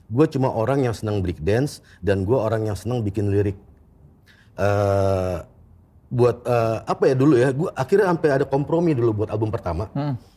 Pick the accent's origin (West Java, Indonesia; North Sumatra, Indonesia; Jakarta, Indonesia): Jakarta, Indonesia; born there; Enggak, gue lahir di Jakarta, tapi gue kuliah di Bandung.